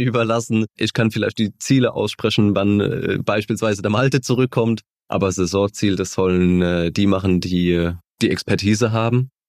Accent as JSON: {"language": "German", "town": "Mannheim", "region": "Baden-Württemberg", "country": "Germany", "tie": "born or raised there", "said": "die Gartenstadt, das war mein Verein, meine Heimat, da habe ich Kicken gelernt mit meinen Freunden"}